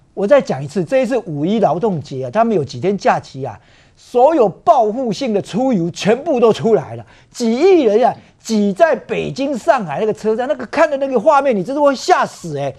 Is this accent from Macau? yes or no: no; Taiwan; 作为一个台湾人